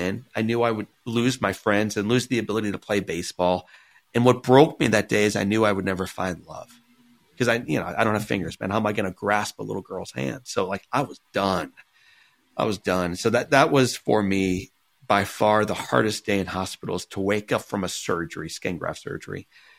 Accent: Missouri, United States; I grew up in Missouri

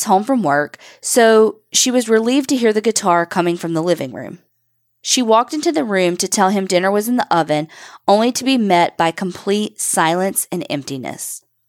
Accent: Kentucky, United States; I come from Knott County in the foothills of the Appalachian Mountains of eastern Kentucky. It's tiny and quiet, and just about everyone is related to one another.

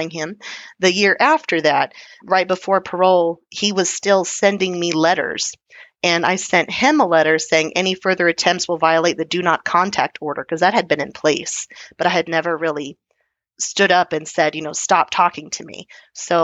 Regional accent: Texas, United States; being Texan

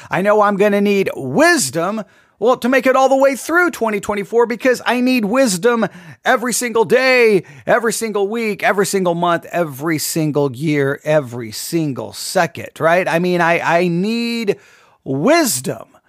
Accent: Texas, United States; an American, and much more than an American, I'm a Texan

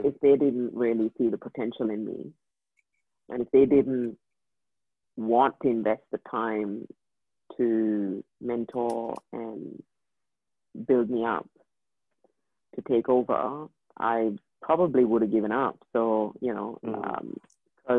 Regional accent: India; first language English; moved away as an adult; I grew up in India. Mm and uh, I grew up there for the for 23 years of my life

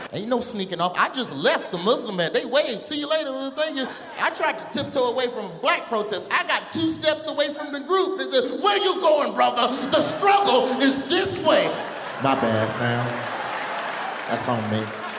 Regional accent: Birmingham, Alabama, United States; I only go to black protests. I'm from Birmingham. All we do is go to black protests.

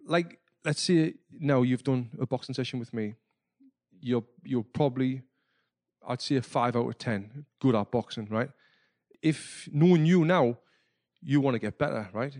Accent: Sunderland, North East England, United Kingdom; moved away; I was back home in my hometown of Sunderland in the northeast of England

